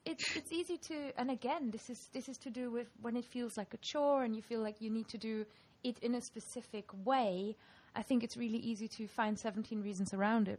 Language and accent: English; Germany; first language German; English is a second language; moved away as an adult; now in Lancaster, United Kingdom; I'm this sort of weird accent mix of having grown up in Germany and when I was 20, I moved to England